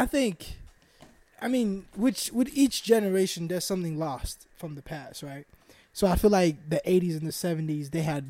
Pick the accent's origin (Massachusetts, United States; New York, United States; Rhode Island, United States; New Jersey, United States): Massachusetts, United States; Boston; I grew up in Boston